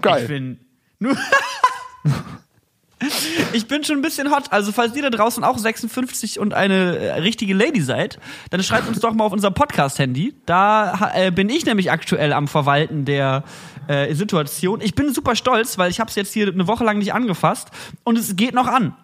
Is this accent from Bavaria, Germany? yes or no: no; Cologne, North Rhine-Westphalia, Germany; Bei uns in Köln